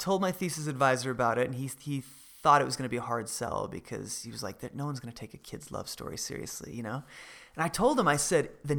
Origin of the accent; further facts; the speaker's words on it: Idaho, United States; Growing up in Idaho.